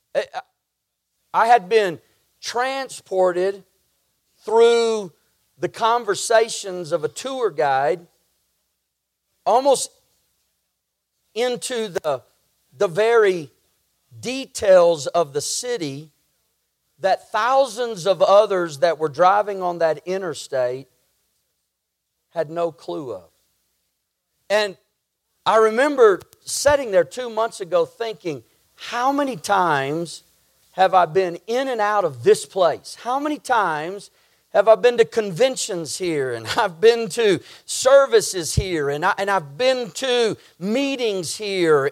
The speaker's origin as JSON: {"language": "English", "region": "Texas", "country": "United States", "tie": "born or raised there", "said": "I grew up living in Texas and driving over to Louisiana often to see family"}